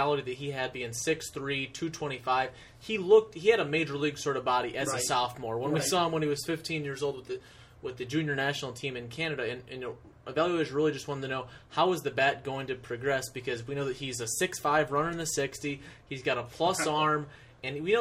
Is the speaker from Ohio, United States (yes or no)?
yes; Toledo, Ohio, United States; I'm from the Midwest. I'm from Toledo, Ohio, so less than an hour drive from where he is